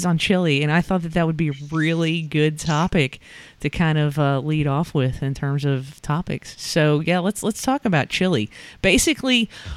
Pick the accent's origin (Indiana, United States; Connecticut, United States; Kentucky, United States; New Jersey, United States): Kentucky, United States; Northern; growing up in Northern Kentucky